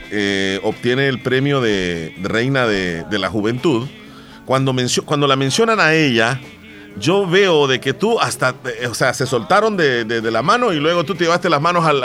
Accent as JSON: {"language": "Spanish", "area": "Terrero", "region": "La Unión", "country": "El Salvador", "said": "yo soy de Terrero."}